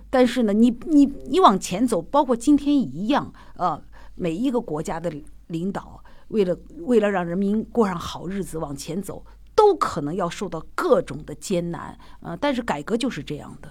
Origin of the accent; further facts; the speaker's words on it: Xi'an, Shaanxi, China; accent: Northwestern accent; Shaanxi; 后来我们西安人都会这样子